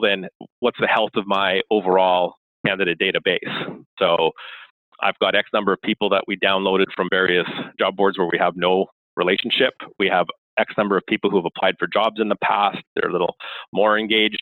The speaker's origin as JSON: {"language": "English", "country": "Canada", "said": "I am Canadian."}